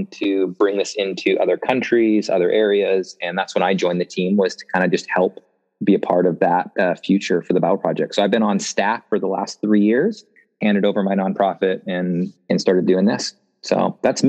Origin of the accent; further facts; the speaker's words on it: Canada; now in Portland, United States; I'm originally from Canada, moved down here 17 years ago.